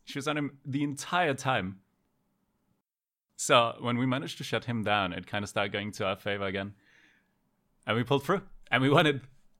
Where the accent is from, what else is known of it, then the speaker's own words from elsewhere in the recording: Denmark; English is a second language; Denmark. Denmark. Scandinavia.